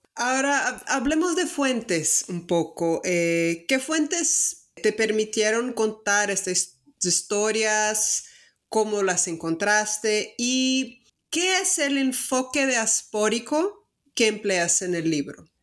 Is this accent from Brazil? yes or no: yes; Salvador, Bahia, Brazil; accent: Brazilian; Spanish is a second language; moved away; also born or lived in northeast Mexico; soy de, Brasil, de Salvador, Ah, viví el noreste de México